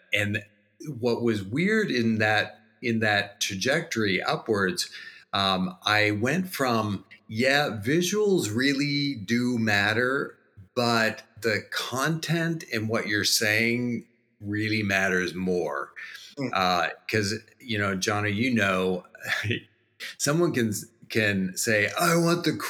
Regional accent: New Brunswick, Canada; moved away as an adult; now in Jacksonville, United States; I'm Canadian, eh? So I grew up in East Coast Canada. If you go up I-95 all the way to the top and then hang right, that's New Brunswick, and that's where we're from.

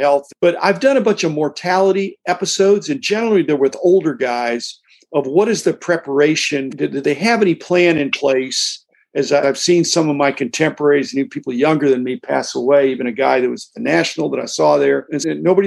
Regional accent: United States; I'm an American capitalist.

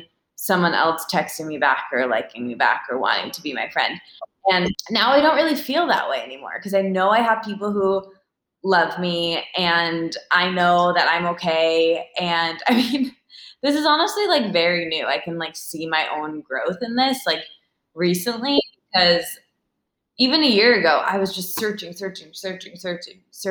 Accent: Midwest, United States; moved away; I'm from the Midwest with people who are like, hi, how are you? Very friendly, but like, let's not really talk about our feelings

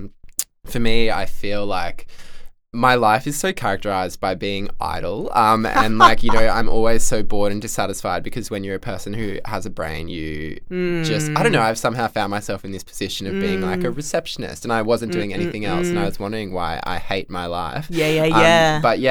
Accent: Central Coast, New South Wales, Australia; moved away; also born or lived in Canberra / Melbourne; I'm from the Central Coast

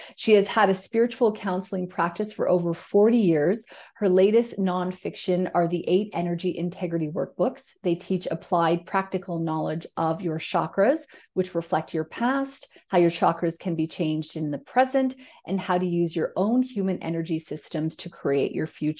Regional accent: Canada; now in Australia; I'm a Canadian who lives in Australia

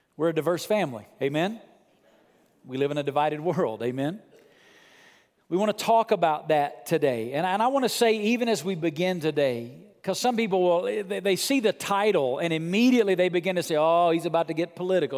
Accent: Muscle Shoals, Alabama, United States; moved away; I come from rural Southern Muscle Shoals, Alabama

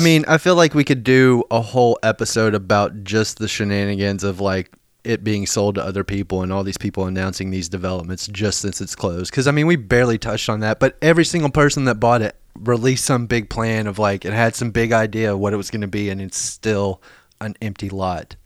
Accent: Lexington, Kentucky, United States; now in Nashville, United States; my hometown, like, of Lexington

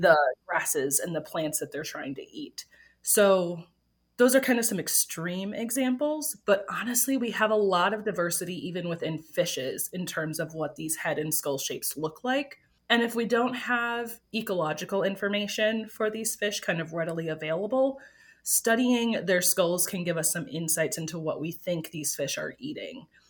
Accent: Green Bay, Wisconsin, United States; moved away as an adult; I grew up in Green Bay, Wisconsin

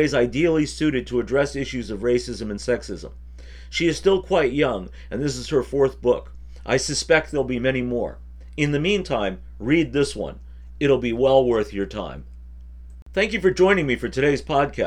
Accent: United States; As an American

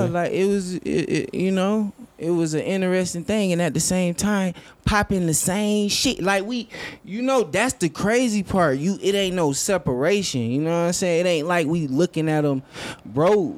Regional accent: Lansing, Michigan, United States; also born or lived in Atlanta, Georgia; I grew up there

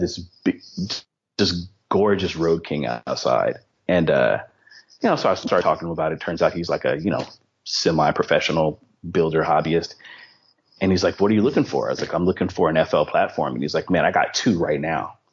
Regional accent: East Palo Alto, California, United States; I grew up in East Palo Alto in Philadelphia, East Palo Alto, California

